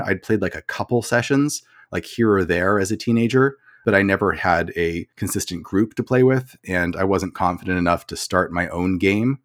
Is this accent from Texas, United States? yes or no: no; Portland, Oregon, United States; moved away as an adult; now in Phoenix, United States; originally I grew up in Portland, Oregon. So I spent most of my life there